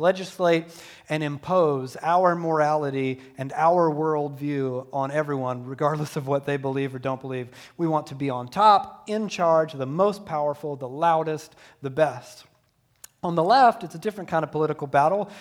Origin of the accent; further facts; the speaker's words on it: Deep South, United States; growing up in the Deep South, in a Southern Baptist church